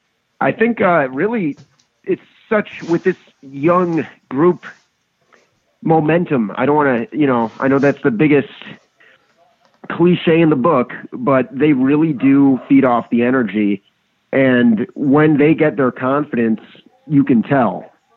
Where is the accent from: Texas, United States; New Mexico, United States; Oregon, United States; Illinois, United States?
Illinois, United States; Batavia; moved away as an adult; also born or lived in Chicago, Illinois; now in Great Falls, United States; I'm from Batavia, Illinois, originally